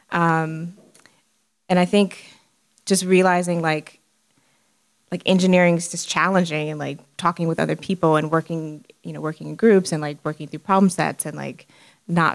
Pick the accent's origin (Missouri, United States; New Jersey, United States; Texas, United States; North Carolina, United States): Texas, United States; Houston; growing up in Houston